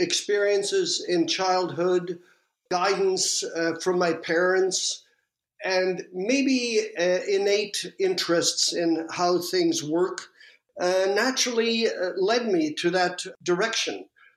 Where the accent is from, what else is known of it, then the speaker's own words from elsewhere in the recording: Malmö, Skåne, Sweden; born there; I was born in Malmo, at the southern tip of Sweden. That's across from Copenhagen